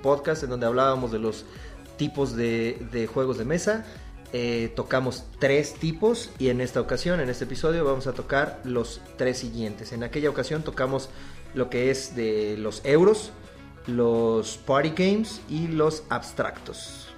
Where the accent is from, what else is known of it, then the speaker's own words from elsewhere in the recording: Mexico; uno como mexicano